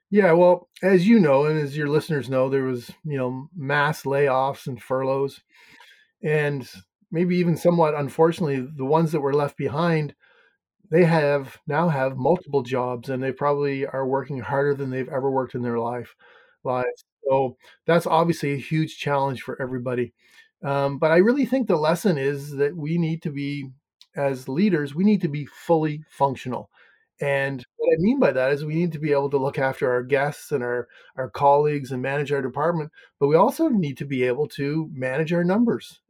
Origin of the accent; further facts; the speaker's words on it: Canada; accent: Canadian; now in Maine, United States; I'm from Canada originally. Mm-hmm. I live in Maine